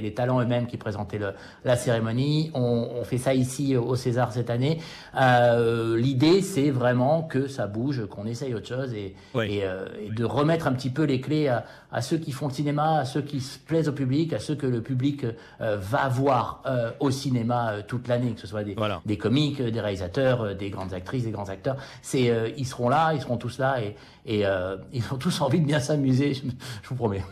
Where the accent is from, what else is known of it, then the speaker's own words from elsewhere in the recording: United States; moi, en tant qu'Américain